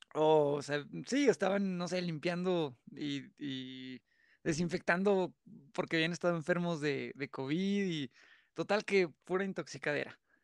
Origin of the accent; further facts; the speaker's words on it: San Luis Potosí, Mexico; yo soy de San Luis Potosí